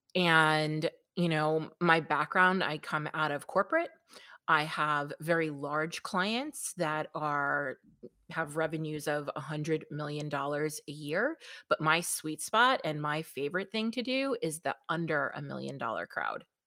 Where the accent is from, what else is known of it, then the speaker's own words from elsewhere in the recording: New York, United States; accent: New York; I am from New York, if you cannot tell by my lovely melodious accent